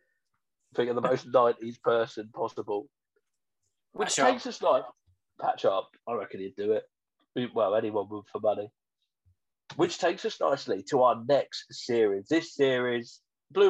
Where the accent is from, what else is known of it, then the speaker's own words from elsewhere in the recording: Ashford, South East England, United Kingdom; I was born in the William Harvey Hospital in Ashford.